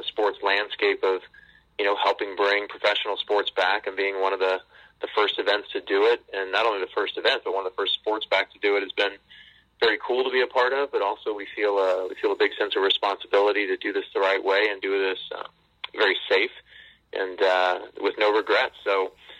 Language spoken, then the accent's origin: English; Southern California, United States; moved away as an adult; also born or lived in Auburn; now in Hartford, United States; I grew up in Southern California